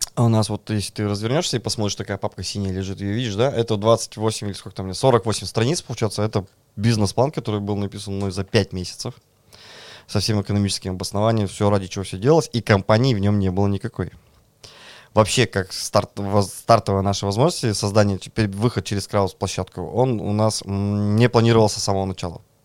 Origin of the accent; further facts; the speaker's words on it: Kirov, Kirov Oblast, Russia; now in Moscow, Russia; Я родом из Кирова, приехал в Москву